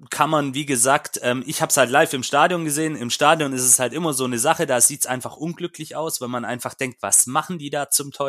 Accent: Stuttgart, Baden-Württemberg, Germany; ich habe da vielleicht auch, auch als Stuttgarter, ähm, der Paul kann gleich auch noch mit einsteigen in diese Debatte, ähm, eine andere Sicht.

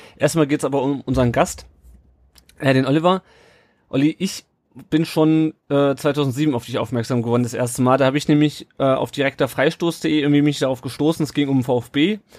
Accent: Kassel, Hesse, Germany; Ich komme aus Kassel ursprünglich

